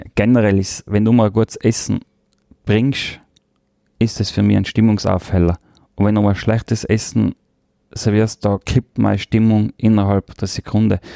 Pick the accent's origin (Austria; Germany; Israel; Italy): Austria; Tyrol; accent: Tyrolean; first language Tyrolean German and Croatian; now in Vienna, Austria; Der Tiroler Dialekt hat einen sehr hohen Stellenwert bei mir. Das ist meine Heimat, da bin ich aufgewachsen das ist die erste Sprache mit Kroatisch, was ich gelernt habe.